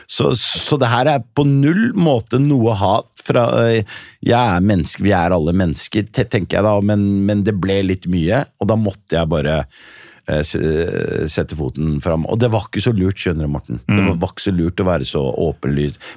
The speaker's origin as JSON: {"language": "Norwegian", "town": "Nador", "region": "Oriental", "country": "Morocco", "tie": "born or raised there", "lives_now": "Norway", "said": "Jeg er fra Nador Melilla, som fortsatt er en spansk enklave. Spania eier fortsatt det området der, der hvor jeg er født."}